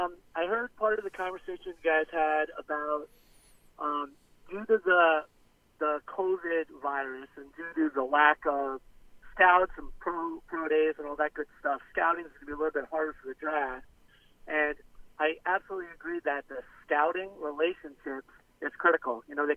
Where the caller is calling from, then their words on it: Florida, United States; Hey, this is … from the Florida Keys.